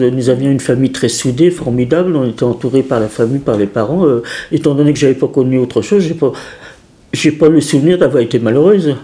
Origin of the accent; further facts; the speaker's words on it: Paris, Île-de-France, France; Mon enfance à Paris, disons que moi, j'ai, estimé toute ma vie que j'avais une, enfance formidable